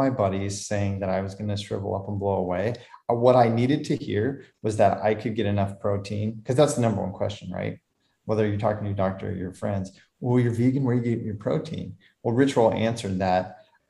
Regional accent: Lincoln, Nebraska, United States; We grew up in Lincoln, Nebraska

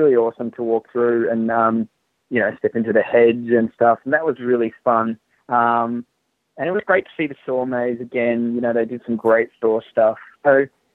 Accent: Australia; I'm Australian

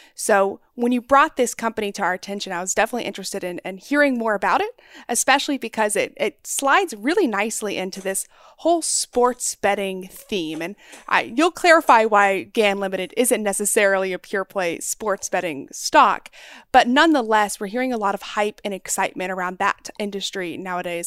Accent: North Texas, United States; I grew up in North Texas, right there on the border of Oklahoma

